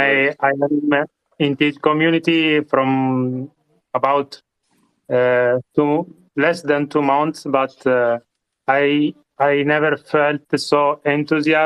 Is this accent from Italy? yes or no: yes; Italy; accent: Italian; English is a second language; I am from Italy, but there is no Italian accent, how you can hear.